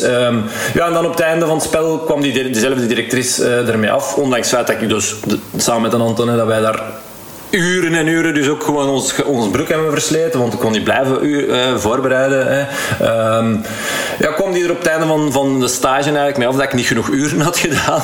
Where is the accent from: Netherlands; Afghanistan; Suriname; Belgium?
Belgium; Heist-op-den-Berg, Flanders; ik ben van Eist van den Berg afkomstig